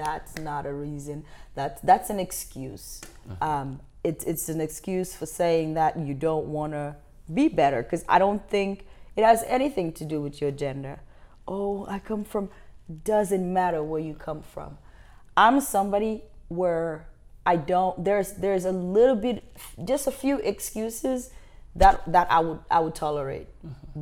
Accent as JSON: {"language": "English", "country": "Gambia", "tie": "born or raised there", "also_born_or_lived": "Nevada, Missouri", "moved": "yes", "lives_now": "Kansas City, United States", "said": "I'm from Africa"}